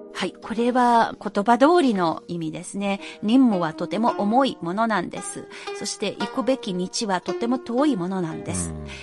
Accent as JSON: {"language": "Japanese", "region": "Anhui", "country": "China", "tie": "born or raised there", "said": "私のふるさとである暗記章"}